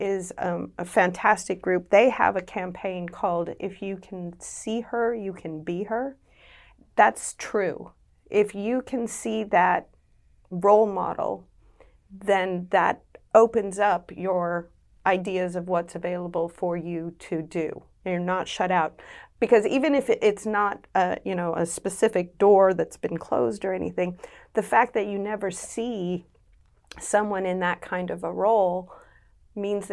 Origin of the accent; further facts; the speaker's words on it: United States; moved away as an adult; now in Western Australia, Australia; You can tell from my accent, I grew up in the US